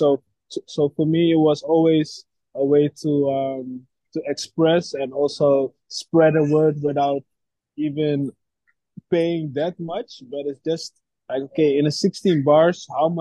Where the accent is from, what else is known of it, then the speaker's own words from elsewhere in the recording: Amsterdam, North Holland, Netherlands; Born and raised in Amsterdam